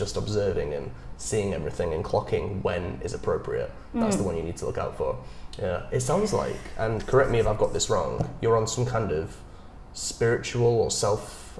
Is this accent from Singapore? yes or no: no; England, United Kingdom; now in Ho Chi Minh City, Vietnam; I am from England.